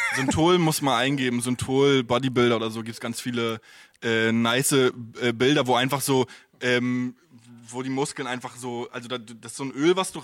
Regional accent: Stralsund, Mecklenburg-Vorpommern, Germany; now in Berlin, Germany; bei mir äh, in, in Stralsund

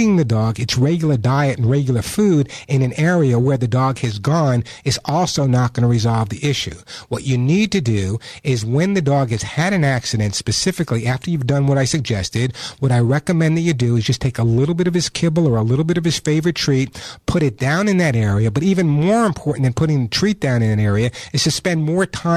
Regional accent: New York, United States; accent: New York; my New York accent

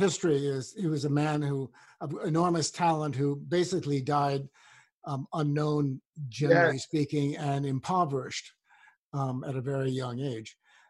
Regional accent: Washington, District of Columbia, United States; I grew up in another segregated town called Washington, D.C.

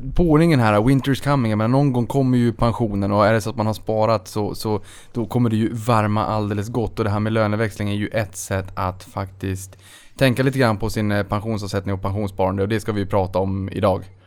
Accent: Norrbotten County, Sweden; jag är från Norrbotten

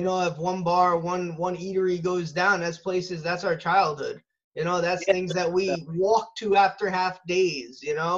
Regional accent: Middlesex, United States; Middlesex, which is my hometown

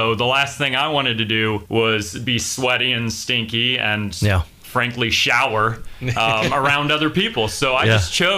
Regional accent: Illinois, United States; moved away as an adult; also born or lived in Middle Tennessee; now in Hendersonville, United States; both my wife and I, we pretty much born and raised in Illinois

